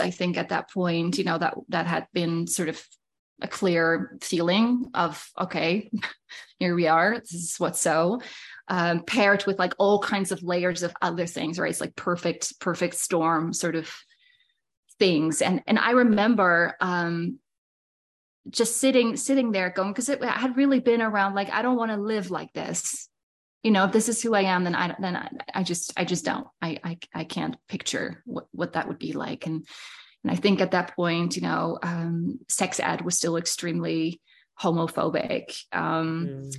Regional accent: Netherlands; now in Saskatchewan, Canada; I am from Holland originally. That was where I was born and raised

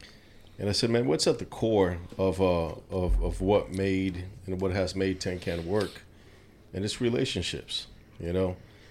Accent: New York City, New York, United States; moved away; I grew up in New York City.

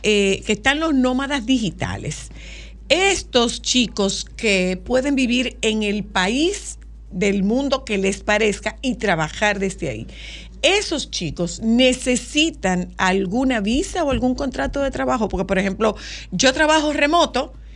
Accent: Dominican Republic; trabajo con un grupo de comunicaciones en mi país

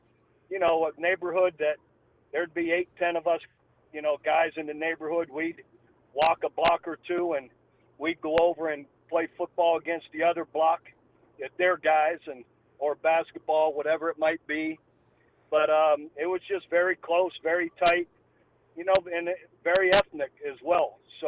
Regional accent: Youngstown, Ohio, United States; You know, just growing up in a steel mill town in a small little A-frame house, three-bedroom home with six children and four boys.

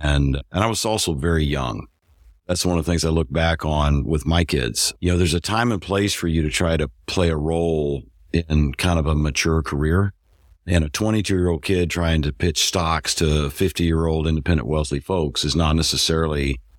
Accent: Missouri, United States; I'm originally from Missouri. Grew up on a farm in north central Missouri.

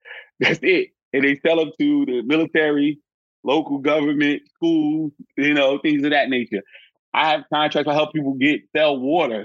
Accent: Newark, New Jersey, United States; I was born and raised in Newark, New Jersey.

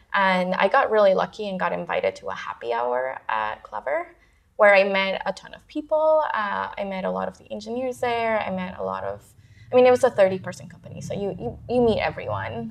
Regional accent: Houston, Texas, United States; moved away as an adult; also born or lived in Parral, Chihuahua, Mexico / Ciudad Juárez, Chihuahua, Mexico; now in San Francisco, United States; I was born in uh, Parral, Chihuahua, um, and grew up in Juarez. So I think part of me has always, you know, I, I, was like a border. I grew up around the border, so the United States was always really close to mm-hmm. me. Um, and then my family moved to the United States to Houston, Texas, when I was nine

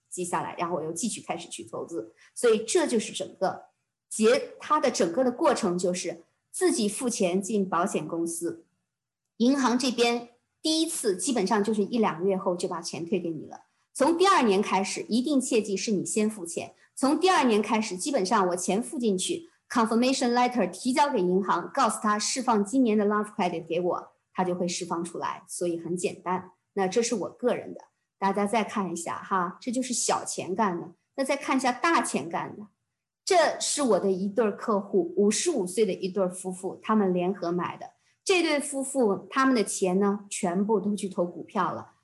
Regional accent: China; moved away as an adult; now in Canada; 对于我们中国人来讲

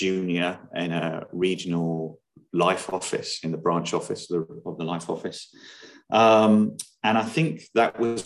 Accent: Hampshire, the New Forest, South East England, United Kingdom; I grew up in Hampshire in the New Forest.

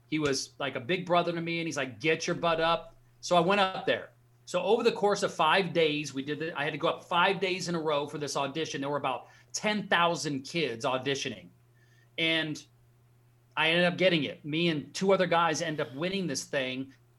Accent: Alaska, United States; So I grew up in Alaska. My dad was in the Army, grew up in a very small town in Alaska.

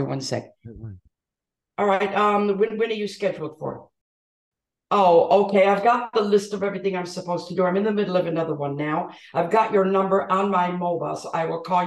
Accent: Detroit, Michigan, United States; born and raised in Detroit

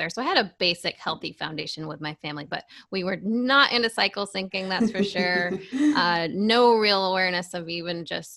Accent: New Hampshire, United States; I grew up in New Hampshire, live free or die state.

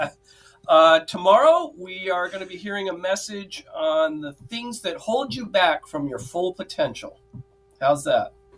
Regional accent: Fairfield County, Connecticut, United States; There's another old nutmegger I grew up in Fairfield County

